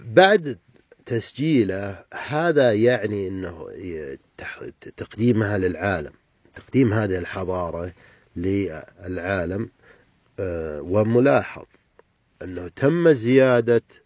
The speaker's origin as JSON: {"language": "Arabic", "region": "Hail Province", "country": "Saudi Arabia", "said": "لهجتنا المحلية"}